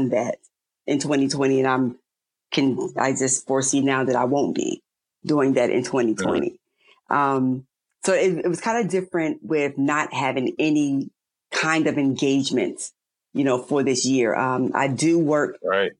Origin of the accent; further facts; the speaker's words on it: New York, United States; moved away; I'm originally from New York.